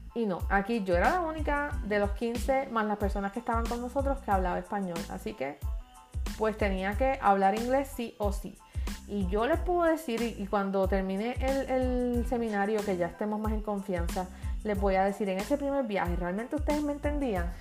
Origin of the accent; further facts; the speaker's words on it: Puerto Rico; Soy la única de Puerto Rico, la única que habla español